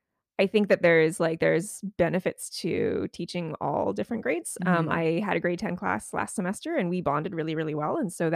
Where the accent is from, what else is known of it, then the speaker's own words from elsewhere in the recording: Powell River, British Columbia, Canada; also born or lived in Winnipeg, Manitoba; now in Prince Edward Island, Canada; I grew up in a little place called Powell River.